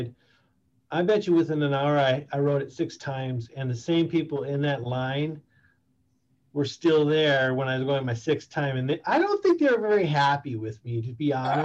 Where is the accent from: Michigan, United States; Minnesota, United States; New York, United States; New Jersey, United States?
Minnesota, United States; I am from Minnesota